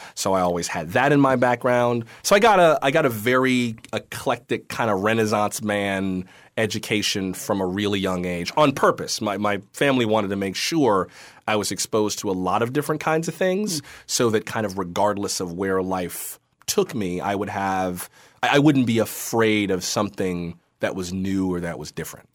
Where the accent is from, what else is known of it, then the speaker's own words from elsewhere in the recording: West Palm Beach, Florida, United States; moved away; I'm from West Palm Beach